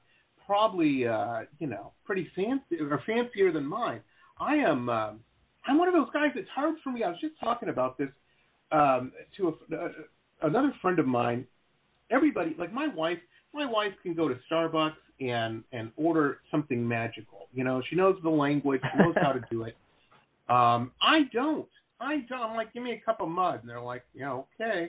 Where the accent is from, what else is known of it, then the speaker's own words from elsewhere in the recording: Detroit, Michigan, United States; now in Florida, United States; I grew up in Detroit, Michigan